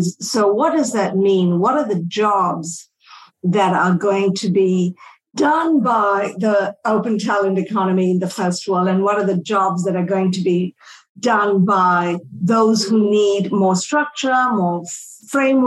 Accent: Malaysia; moved away; I grew up in Southeast Asia. I'm from Malaysia originally

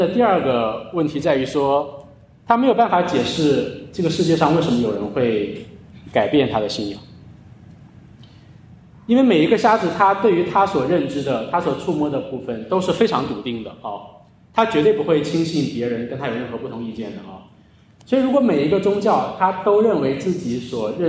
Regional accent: China; 在我们的教会，在我们中国人的文化当中，呃，也是如此啊。

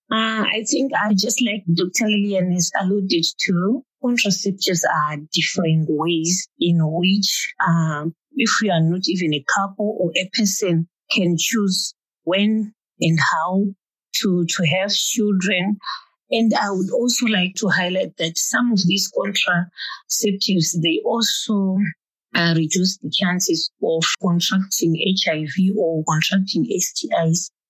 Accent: Zimbabwe; I'm from Zimbabwe.

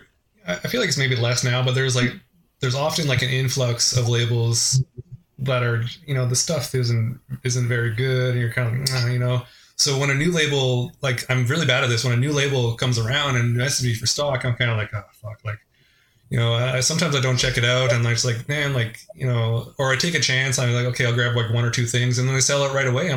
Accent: Vancouver, British Columbia, Canada; I'm from the Vancouver area

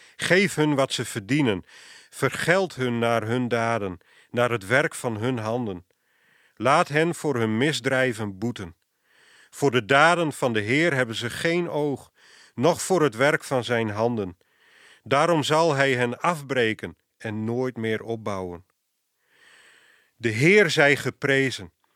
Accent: Friesland, Netherlands; moved away; Ik kom oorspronkelijk uit Friesland

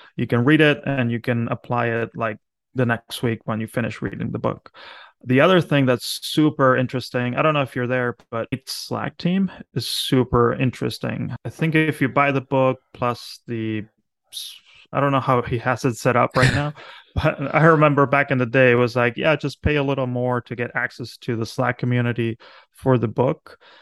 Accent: Argentina; now in Philadelphia, United States; I'm from Argentina

